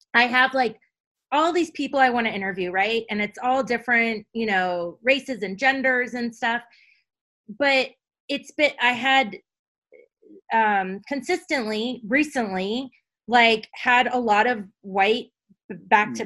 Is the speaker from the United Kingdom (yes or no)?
no; U.S. Virgin Islands; now in United States; when I grew up in St. Thomas, it was black